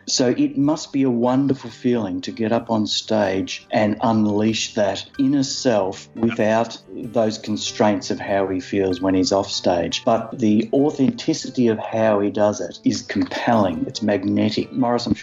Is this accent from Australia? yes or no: yes; Ballarat, Victoria, Australia; moved away as an adult; now in Melbourne, Australia; I came to Melbourne from Ballarat when I was 18 or 19, whatever it was